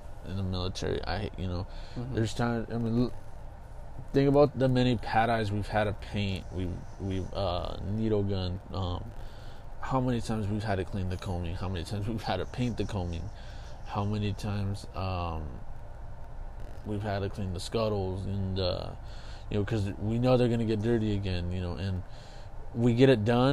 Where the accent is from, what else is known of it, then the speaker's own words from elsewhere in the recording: Kingsburg, California, United States; moved away as an adult; back home, which is my hometown's Kingsburg